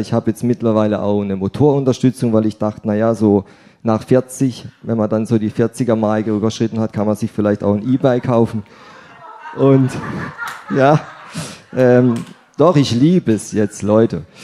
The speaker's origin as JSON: {"language": "German", "town": "Rheinau", "region": "Baden-Württemberg", "country": "Germany", "tie": "born or raised there", "moved": "yes", "lives_now": "Willstätt, Germany", "said": "Hallo nach Bische, meine alte Heimat, Rhein-Bischofsheim für das hochdeutsche"}